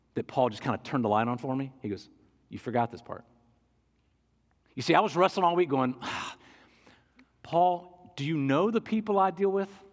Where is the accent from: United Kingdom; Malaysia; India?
United Kingdom; England; I'm an English guy